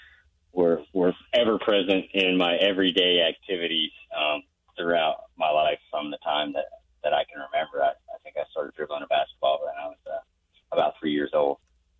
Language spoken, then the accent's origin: English; Charlotte, North Carolina, United States; born or raised there